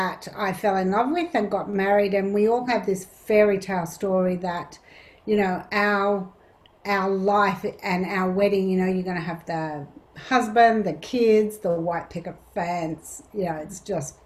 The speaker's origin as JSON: {"language": "English", "town": "Canberra", "region": "Australian Capital Territory", "country": "Australia", "tie": "born or raised there", "said": "I grew up in Canberra"}